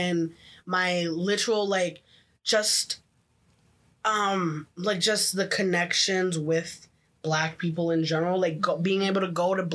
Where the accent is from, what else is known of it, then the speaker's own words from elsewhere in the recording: Memphis, Tennessee, United States; also born or lived in Oakville, Canada; now in Canada; I came from the hood, the ghetto. I was from Memphis.